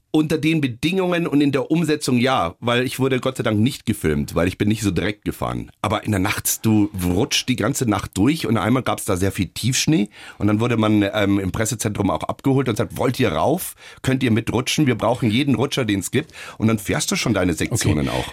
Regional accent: Munich, Bavaria, Germany; Als Münchner, als Bayer

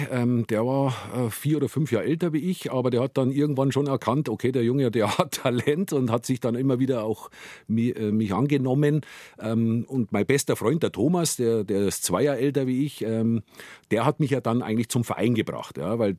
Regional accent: Gilching, Bavaria, Germany; also born or lived in Munich, Germany; Und Guiching, ja, bin ich aufgewachsen

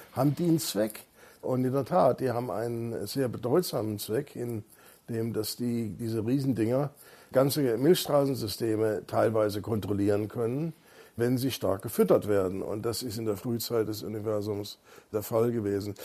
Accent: Freiburg, Baden-Württemberg, Germany; now in Munich, Germany; ich bin ja in Freiburg aufgewachsen.

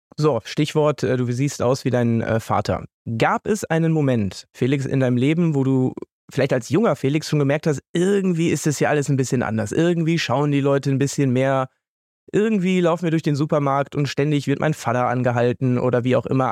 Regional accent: Münster, North Rhine-Westphalia, Germany; moved away; in Münster, in äh, meiner Heimat, dort, wo ich jetzt wieder lebe

